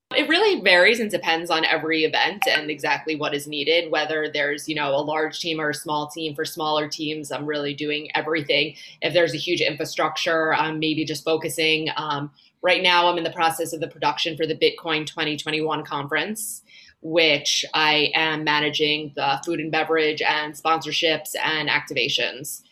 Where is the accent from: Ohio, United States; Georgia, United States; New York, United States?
New York, United States; Long Island; moved away as an adult; also born or lived in Boca Raton, Florida; now in Miami, United States; I'm originally from New York. I grew up on Long Island.